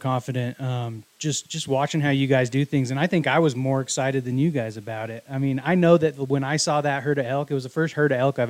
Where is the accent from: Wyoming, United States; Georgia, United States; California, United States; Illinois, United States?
Wyoming, United States; I was born in Wyoming.